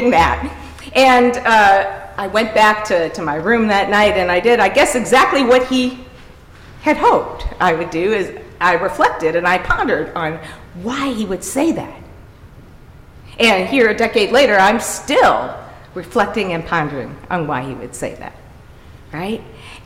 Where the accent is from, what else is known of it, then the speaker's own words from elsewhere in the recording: University City, Missouri, United States; my parents were both local elected officials in University City